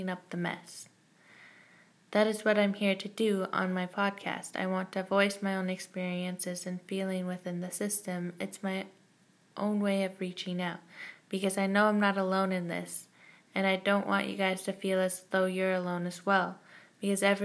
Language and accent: English; Victoria, British Columbia, Canada; I am born and raised in Victoria, BC, but my family comes from Mahouset, Nanaimo, and Terrace, BC.